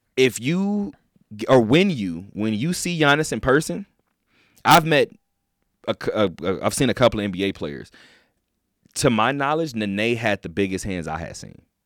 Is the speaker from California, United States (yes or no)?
yes; California, United States; I'm from California.